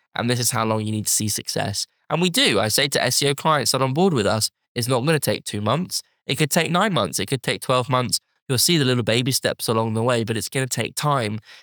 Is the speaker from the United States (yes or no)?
no; United Kingdom; as us British